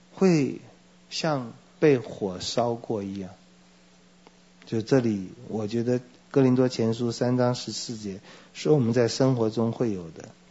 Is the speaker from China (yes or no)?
no; Taiwan; 我也是台湾人